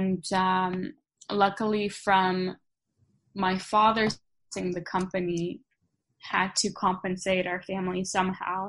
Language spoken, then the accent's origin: English; Krasnodar, Krasnodar Krai, Russia; moved away; I was born in Russia, uh-huh. Krasnodar